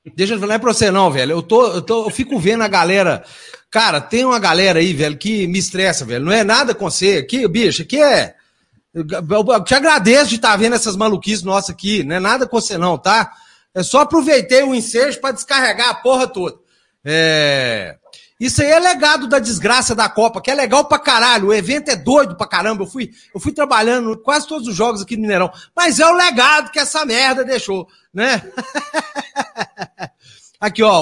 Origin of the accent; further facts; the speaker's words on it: Brazil; Nós vivemos num país de merda